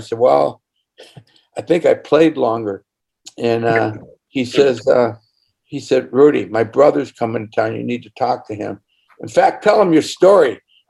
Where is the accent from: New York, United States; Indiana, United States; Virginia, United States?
Indiana, United States; I'm from Indiana.